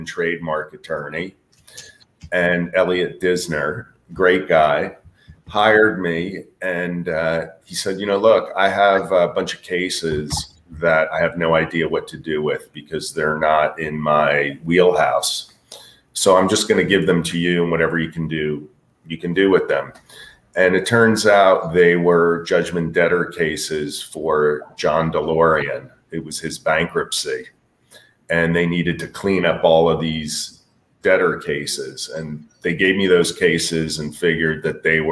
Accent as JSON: {"language": "English", "region": "Northeast", "country": "United States", "tie": "born or raised there", "also_born_or_lived": "Austin, Texas / Miami", "moved": "as an adult", "said": "I grew up in the Northeast and spent a lot of time in New York City"}